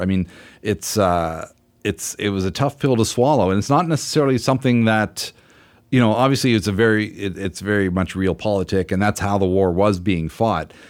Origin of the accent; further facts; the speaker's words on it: Canada; as a Canadian